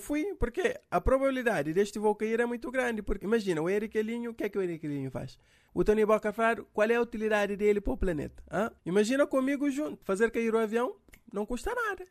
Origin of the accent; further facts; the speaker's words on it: Cape Verde; Sou eu aqui de Cabo Verde